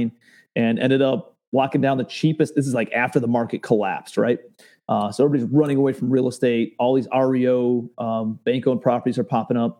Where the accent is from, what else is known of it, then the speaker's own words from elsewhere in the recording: Cleveland, Ohio, United States; I'm a kid from Cleveland, Ohio, born blue collar suburbs